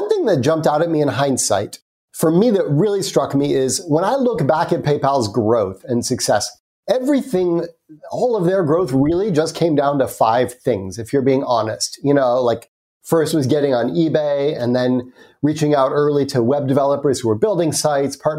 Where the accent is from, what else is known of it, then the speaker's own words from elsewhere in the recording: United States; accent: American; So you can probably tell from my accent, I'm American.